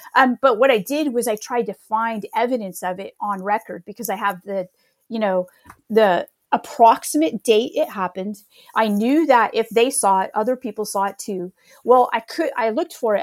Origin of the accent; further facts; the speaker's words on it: Northern California, United States; I grew up in California